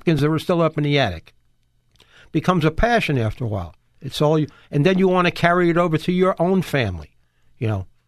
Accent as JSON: {"language": "English", "town": "Bethpage", "region": "New York", "country": "United States", "tie": "born or raised there", "also_born_or_lived": "Kentucky", "moved": "as an adult", "lives_now": "Apopka, United States", "said": "the town I came from, Bethpage, Long Island."}